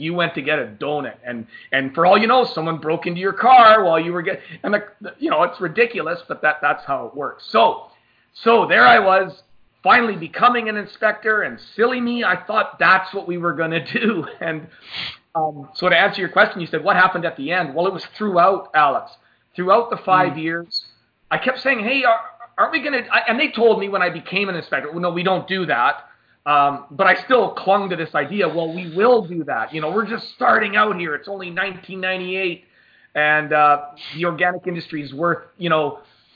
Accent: Canada; So being Canadian

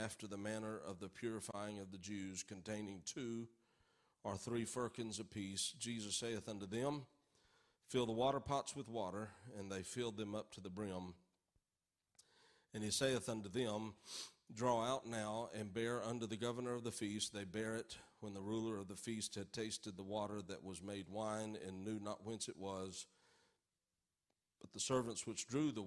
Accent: Norfork, Arkansas, United States; I grew up in Norfolk, Arkansas. And in my southern upbringing

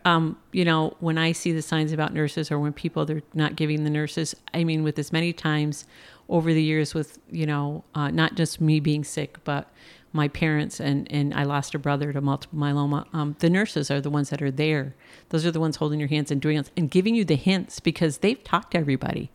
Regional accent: Plattsburgh, New York, United States; also born or lived in San Antonio, Texas; I'm originally from Plattsburgh, New York

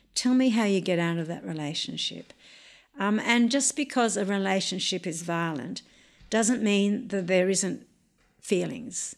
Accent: Wiradjuri country, New South Wales, Australia; I grew up on Wiradjuri country

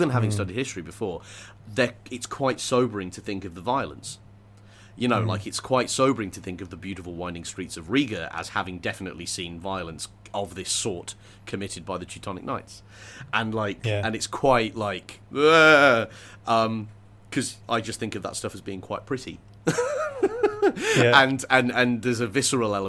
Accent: England, United Kingdom; I grew up in England

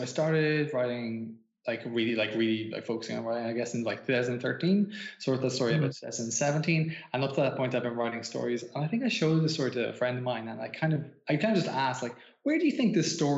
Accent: Ireland; also born or lived in Japan

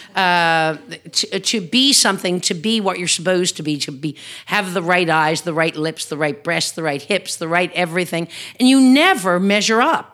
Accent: Newfoundland and Labrador, Canada; as a Newfoundlander

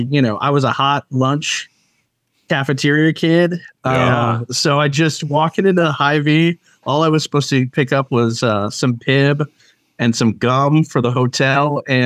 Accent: Seattle, Washington, United States; moved away as an adult; also born or lived in Southern California / Colorado; now in Chicago, United States; they knew I was from Seattle, had family and friends out there.

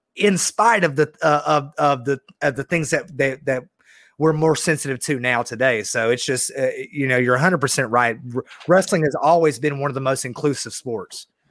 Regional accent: Georgia, United States; I love being from the South

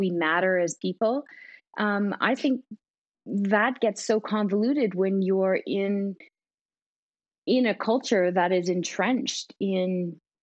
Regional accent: Canada; as a Canadian

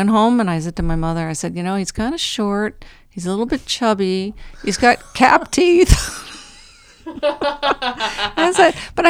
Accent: New Jersey, United States; I grew up in New Jersey.

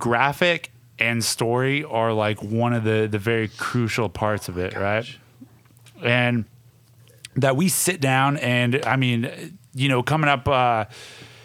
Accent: Blackfeet Reservation, Montana, United States; moved away; I was born on the Blackfeet Reservation, born and raised

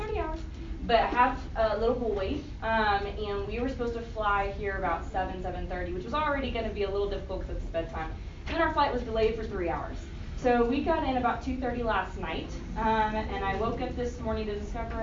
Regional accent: Tennessee, United States; moved away as an adult; now in St. Louis, United States; I grew up in the South in Tennessee for most of my life

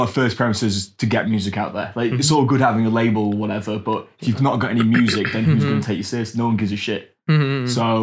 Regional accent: England, United Kingdom; I'm from England, so the weather's not that warm

